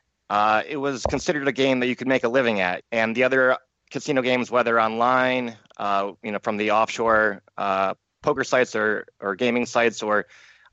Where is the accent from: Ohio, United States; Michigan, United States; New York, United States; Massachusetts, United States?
Ohio, United States; Cleveland; I come from the Cleveland area